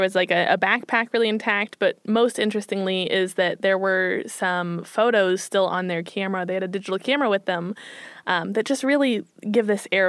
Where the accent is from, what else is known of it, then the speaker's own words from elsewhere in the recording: Midwest, United States; I'm from the Midwest